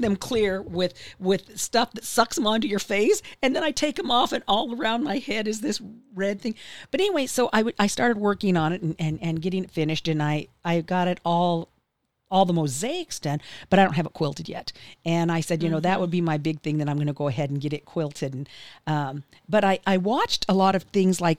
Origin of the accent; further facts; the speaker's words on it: Wyoming, United States; now in Tulsa, United States; I grew up in Wyoming, and we had refineries there.